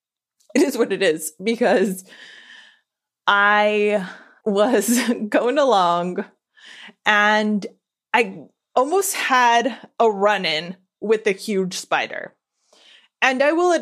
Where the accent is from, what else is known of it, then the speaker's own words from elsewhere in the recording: Southern California, United States; I just born and raised in SoCal